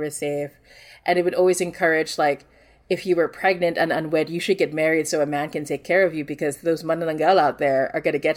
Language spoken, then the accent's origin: English; Singapore; so I grew up in Singapore and like our horror stories in Singapore.